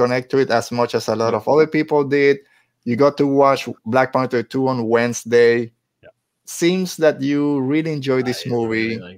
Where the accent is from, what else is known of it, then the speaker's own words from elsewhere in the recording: Carolina, Puerto Rico; my hometown! Yeah, Carolina.